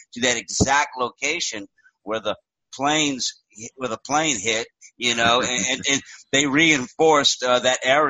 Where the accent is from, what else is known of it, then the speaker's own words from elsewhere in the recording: the South, United States; me being a Southerner